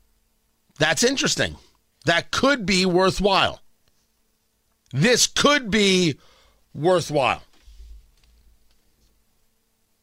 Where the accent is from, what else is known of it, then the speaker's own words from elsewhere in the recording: New Jersey, United States; now in Indianapolis, United States; I grew up in Jersey